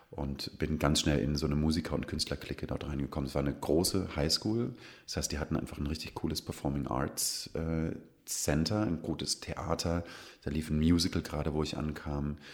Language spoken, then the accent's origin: German; Kirchzarten, Baden-Württemberg, Germany; Ich komme ja aus Kirchzarten, sehr nah an Freiburg. Ich würde niemals sagen, es ist ein Vorort, aber es ist auf jeden Fall im Einzugsbereich.